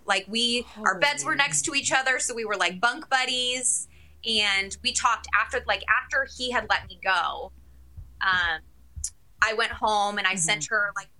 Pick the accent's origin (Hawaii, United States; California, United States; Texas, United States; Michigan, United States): Michigan, United States; moved away as an adult; now in Seattle, United States; I am from Michigan, so I had moved away from my family the minute I left for college.